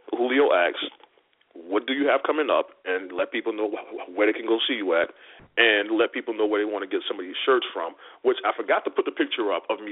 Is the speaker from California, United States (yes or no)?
no; New Orleans, Louisiana, United States; moved away; I'm originally from New Orleans